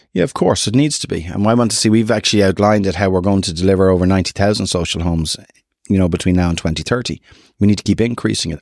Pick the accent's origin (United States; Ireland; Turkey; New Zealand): Ireland; North County Dublin, Leinster; we'd see ourselves as North County people